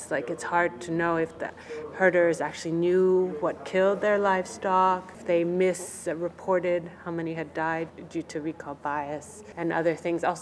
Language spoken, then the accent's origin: English; France; also born or lived in United Kingdom; I am French British and I did a presentation called The Big Bad Lynx and the Innocent Snow Leopard.